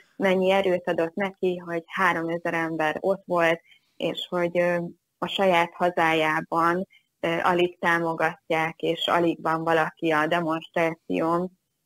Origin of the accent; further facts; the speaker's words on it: Hungary; magyar vagyok